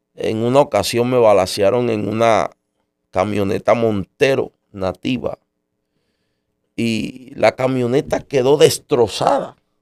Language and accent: Spanish; United States; En marzo del 79 nací yo en los Estados Unidos.